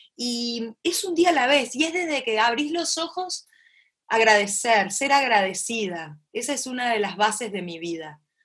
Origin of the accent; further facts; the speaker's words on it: Concordia, Entre Ríos, Argentina; yo mamé en Concordia, como bien me dijiste al principio, en mi tierra natal, en Entre Ríos, en Argentina, en la frontera con Uruguay, esta, familia que me crió, cómo me criaron, cerca del río